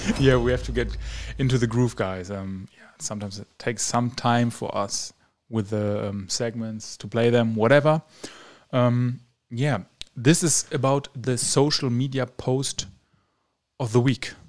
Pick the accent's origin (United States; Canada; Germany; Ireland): Germany; moved away as an adult; now in Romania; my home country, Germany